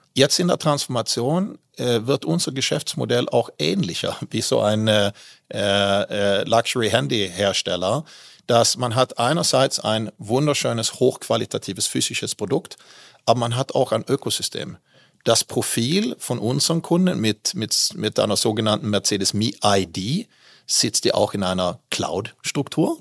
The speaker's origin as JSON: {"language": "German", "town": "Malmö", "region": "Skåne", "country": "Sweden", "tie": "born or raised there", "also_born_or_lived": "Västervik / Düsseldorf area, Germany / Switzerland", "second_language": "German", "moved": "as an adult", "lives_now": "Germany", "said": "Ich bin ja in Westerweg geboren, ah. habe nur ein Jahr dort gelebt und ah. dann bin ich eigentlich in Malmö aufgewachsen"}